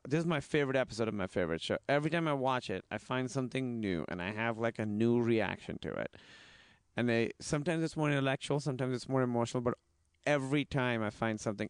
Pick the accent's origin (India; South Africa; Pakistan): Pakistan; moved away; I was in high school, and the way it works is in Pakistan, it's in high school